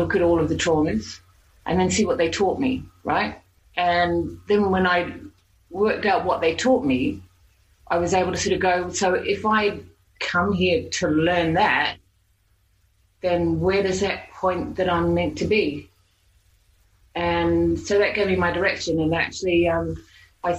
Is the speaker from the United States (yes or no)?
no; New Zealand; accent: Aussie Kiwi English accent; moved away as an adult; now in Australia; I'm actually from New Zealand. I was born there, and I came to Australia when I was 21.